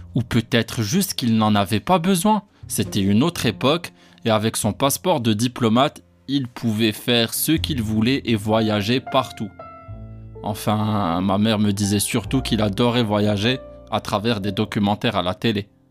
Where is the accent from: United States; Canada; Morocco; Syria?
Morocco; Casablanca, Casablanca-Settat; moved away as an adult; now in France; j'étais là sur place à Casa depuis ma naissance